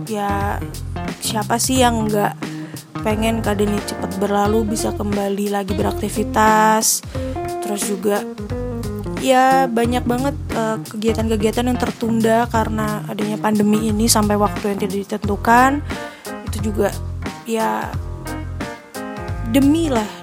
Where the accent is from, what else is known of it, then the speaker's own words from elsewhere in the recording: Magelang, Central Java, Indonesia; jadi berapa bulan lalu tuh aku anak Magelang banget. Jadi aku besar di Magelang. Dengan Magelang kan kota kecil.